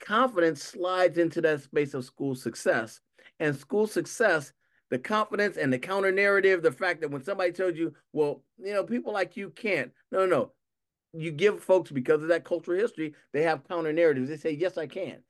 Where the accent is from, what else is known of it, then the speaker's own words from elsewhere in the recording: Los Angeles, California, United States; I grew up in Los, in South Los Angeles